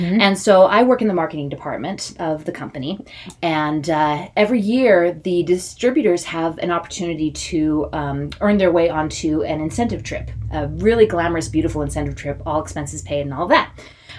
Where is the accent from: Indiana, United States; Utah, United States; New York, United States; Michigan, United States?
Utah, United States; I come from Utah, you know, and I'm LDS.